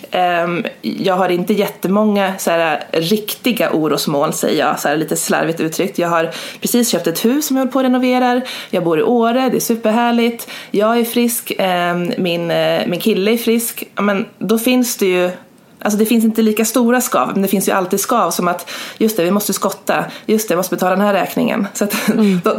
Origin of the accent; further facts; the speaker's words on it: Gävleborg County, Sweden; runt 2014-2015 när jag var hemma i Hälsingland på sportlovet.